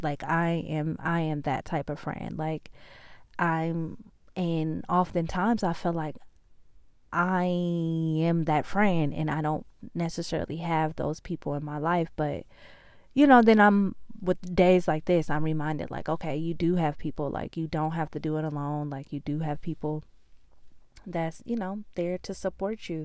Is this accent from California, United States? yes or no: yes; California, United States; now in Georgia, United States; I'm from California. I live in Georgia now.